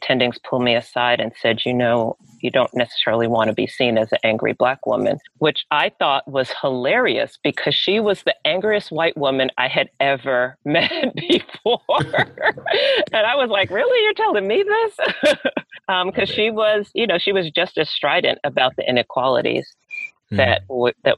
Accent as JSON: {"language": "English", "town": "New York City", "region": "New York", "country": "United States", "tie": "born or raised there", "moved": "yes", "said": "I grew up in Brooklyn, New York, and it's the old Brooklyn, not the new Brooklyn"}